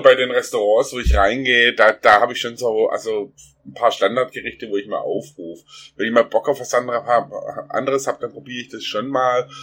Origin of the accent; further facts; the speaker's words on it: Baden-Württemberg, Germany; ich komme aus Baden-Württemberg, wie man unschwer am Sch hört